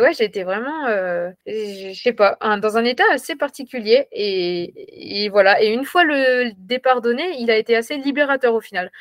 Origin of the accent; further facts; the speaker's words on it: Ambronay, Auvergne-Rhône-Alpes, France; moved away; also born or lived in Toulouse; Je suis originaire de l'Ain, près d'Amberieu-en-Bugey. Euh, voilà, j'ai grandi donc à Ambronay